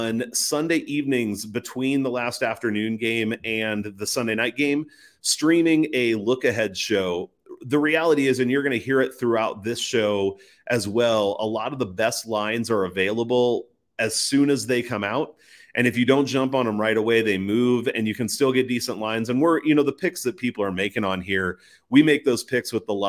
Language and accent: English; Midwest, United States; I'm from the Midwest